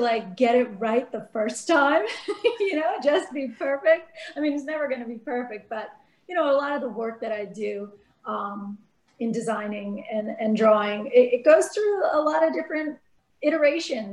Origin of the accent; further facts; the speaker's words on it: New Jersey, United States; moved away; also born or lived in California; I was born in the Northeast in New Jersey